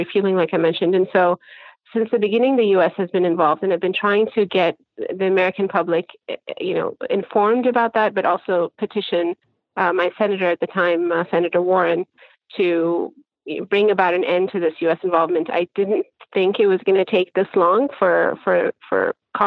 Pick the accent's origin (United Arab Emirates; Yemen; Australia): Yemen; Aden; also born or lived in India / Canada; now in Michigan, United States; I was born in Yemen, grew up, spent half my childhood in Yemen, half my childhood in India.